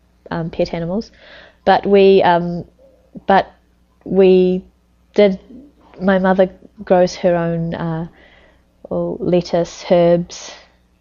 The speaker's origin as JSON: {"language": "English", "area": "Bay of Islands", "region": "Northland", "country": "New Zealand", "tie": "born or raised there", "moved": "yes", "said": "I'm from the Bay of Islands. That's actually a region, in the North Island. Actually, it's Northland, North Island"}